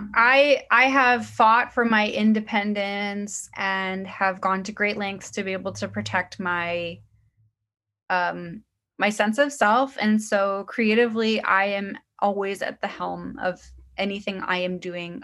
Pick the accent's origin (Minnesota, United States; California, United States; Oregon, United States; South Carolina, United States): Oregon, United States; Portland; now in Brooklyn, United States; where I grew up in Portland, Oregon